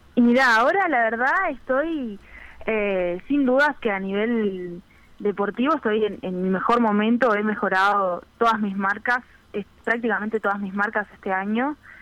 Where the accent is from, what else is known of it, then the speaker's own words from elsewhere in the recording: Piriápolis, Maldonado, Uruguay; moved away as an adult; now in Montevideo, Uruguay; soy de Piriápolis